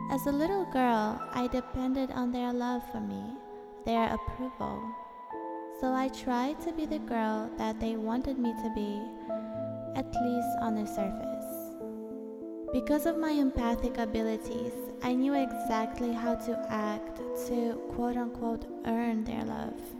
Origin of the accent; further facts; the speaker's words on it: Moscow, Russia; born there; Ever since I was born in Moscow, Russia, I was not bound to walk a regular path.